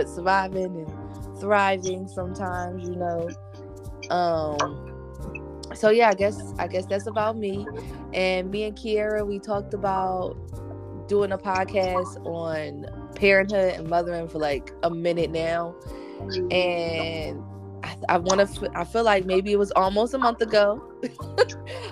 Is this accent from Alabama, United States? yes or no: no; Philadelphia, Pennsylvania, United States; now in West Coast, United States; I am originally from Philadelphia, but I am currently living out on the West Coast